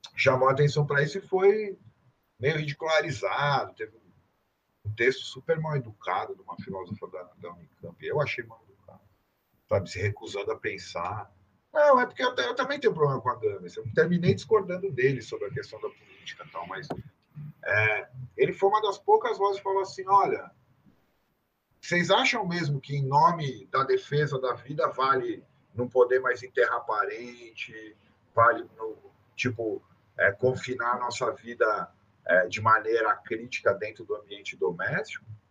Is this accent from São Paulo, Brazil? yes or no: yes; São Paulo, Brazil; eu sou, sou paulista